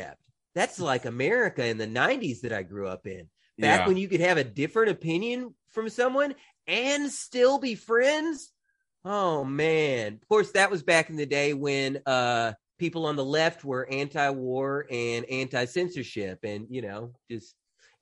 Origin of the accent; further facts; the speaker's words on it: United States; moved away as an adult; now in Philippines; I'm an American